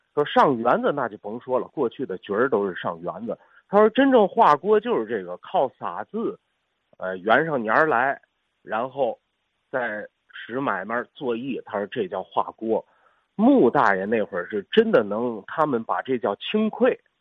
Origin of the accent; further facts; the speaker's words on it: Beijing, China; 我是北京人